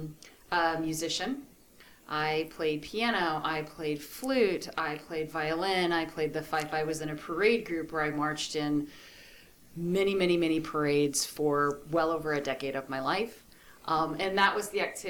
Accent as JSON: {"language": "English", "town": "Centreville", "region": "Virginia", "country": "United States", "tie": "born or raised there", "also_born_or_lived": "New York City", "lives_now": "Jefferson County, United States", "said": "I grew up in Centerville, Virginia. Went to Centerville High School. Lived Northern Virginia for most of my life until 2003"}